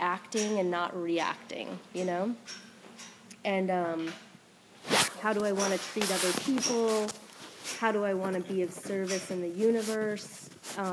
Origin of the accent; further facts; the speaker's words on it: West Coast, United States; moved away; I'm from the West Coast